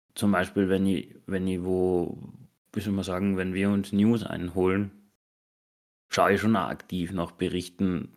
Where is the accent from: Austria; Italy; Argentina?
Austria; bei uns in Österreich